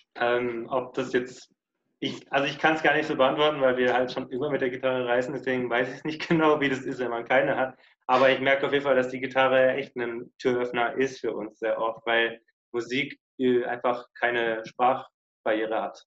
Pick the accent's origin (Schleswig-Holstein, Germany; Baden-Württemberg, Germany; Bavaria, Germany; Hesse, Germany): Baden-Württemberg, Germany; Lörrach; moved away; Südwestdeutschland, also der südwestlichste Punkt Deutschlands, wo man sein kann, der heißt Lörrach